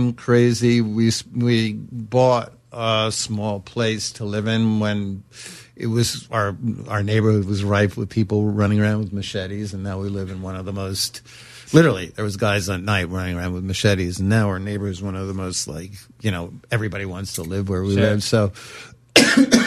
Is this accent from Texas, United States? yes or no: no; New York City, New York, United States; I'm from Brooklyn